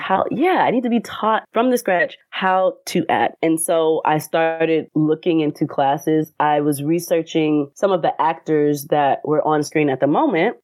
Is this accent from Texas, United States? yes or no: no; Atlanta, Georgia, United States; I am from Atlanta, Georgia